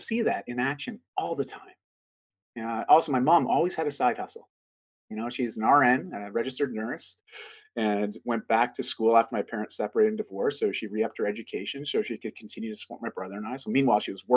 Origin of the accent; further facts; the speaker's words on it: Canada; I'm Canadian